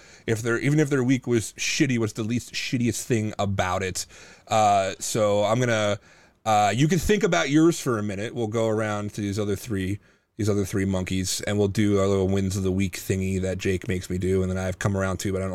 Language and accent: English; Lancaster County, Pennsylvania, United States; I grew up in Lancaster County